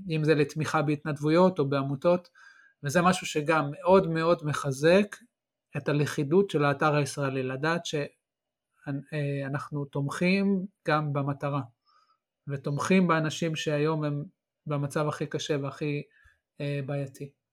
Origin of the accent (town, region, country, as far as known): Israel